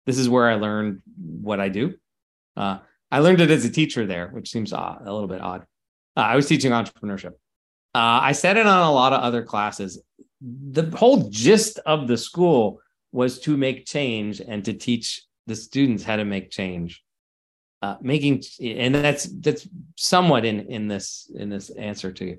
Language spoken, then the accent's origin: English; United States; I live in the States. I grew up in the States